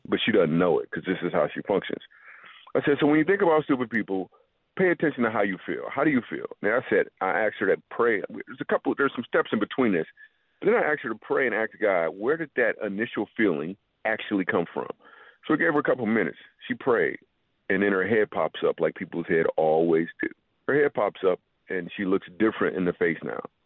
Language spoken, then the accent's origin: English; Grand Rapids, Michigan, United States; I grew up in Grand Rapids, Michigan